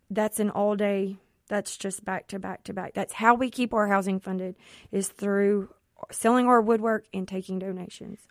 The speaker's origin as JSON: {"language": "English", "town": "Jackson", "region": "Mississippi", "country": "United States", "said": "I am from the Jackson Metro area"}